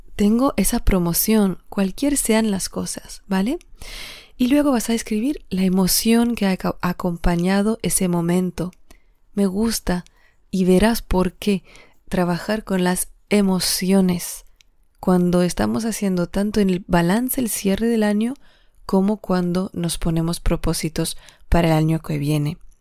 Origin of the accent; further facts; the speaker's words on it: Alsace, Grand Est, France; moved away; regrese a mi tierra, que es Alsacia, y Alsacia está en la frontera con Alemania